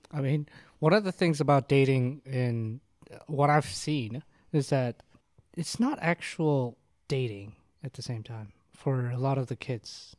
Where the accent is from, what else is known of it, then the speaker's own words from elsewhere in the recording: South Korea; moved away; I'm from Korea